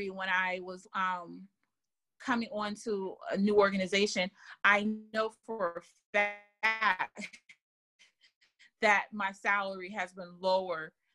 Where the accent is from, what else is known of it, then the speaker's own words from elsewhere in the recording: Germany; moved away; I grew up in Germany